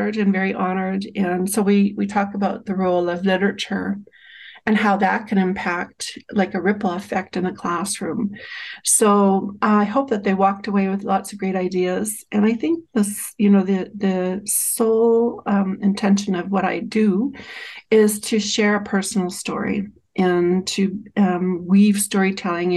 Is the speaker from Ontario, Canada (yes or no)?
no; Saskatchewan, Canada; also born or lived in Chestermere, Alberta; now in Alberta, Canada; I'm Cree and I'm from Treaty 6